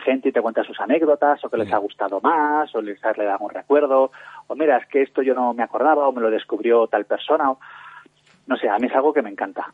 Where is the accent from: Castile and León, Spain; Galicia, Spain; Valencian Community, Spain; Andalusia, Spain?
Castile and León, Spain; Valladolid; yo soy de Valladolid